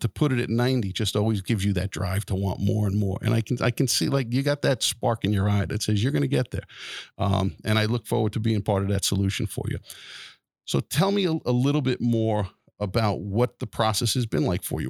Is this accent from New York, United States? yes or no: yes; Wantagh, New York, United States; my hometown of Wantagh